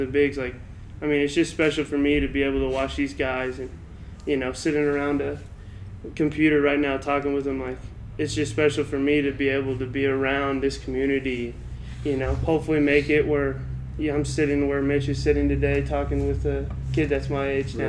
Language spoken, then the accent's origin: English; Albuquerque, New Mexico, United States; growing up in Albuquerque behind these guys definitely is – I grew up 2 minutes away from La Cueva.